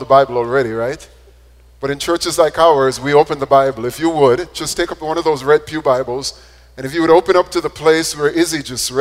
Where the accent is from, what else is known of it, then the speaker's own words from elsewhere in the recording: Jamaica; When I was growing up in Jamaica